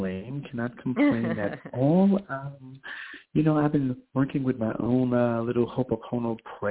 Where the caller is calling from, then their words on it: New York, United States; I am calling from New York also.